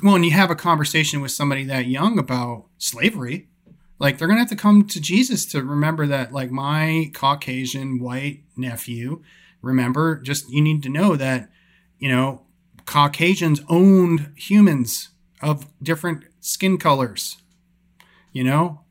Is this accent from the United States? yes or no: yes; New York, United States; moved away; I grew up in New York